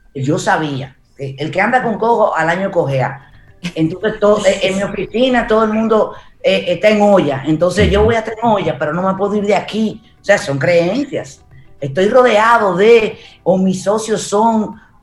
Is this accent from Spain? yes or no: no; Santo Domingo, Distrito Nacional, Dominican Republic; yo crecí en Gascue